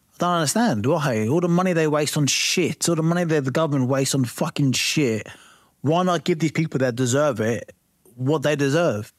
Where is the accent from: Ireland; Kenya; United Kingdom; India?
United Kingdom; East Anglia, Norfolk, East of England; I come from East Anglia, um, you know, uh, Norfolk